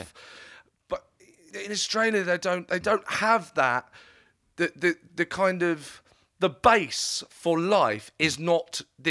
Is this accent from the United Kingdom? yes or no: yes; United Kingdom; I'm British